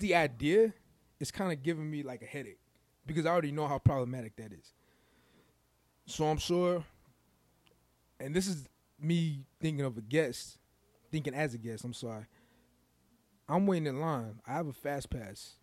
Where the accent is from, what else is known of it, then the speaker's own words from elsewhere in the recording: Chicago, Illinois, United States; I'm from Chicago. I love Chicago